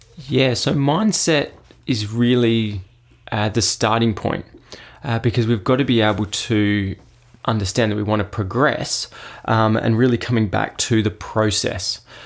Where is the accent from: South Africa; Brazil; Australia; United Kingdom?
Australia; Adelaide, South Australia; I actually grew up, obviously, locally, so just over in, uh, Royston Park, which isn't far from Saint Peter's in Adelaide